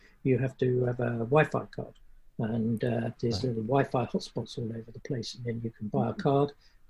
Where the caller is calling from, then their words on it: Alvor, Faro, Portugal; We're on the south coast of Portugal, the Algarve, and we're sitting in a little, it's rather a large estuary actually called Alvor, which is absolutely beautiful, absolutely stunning.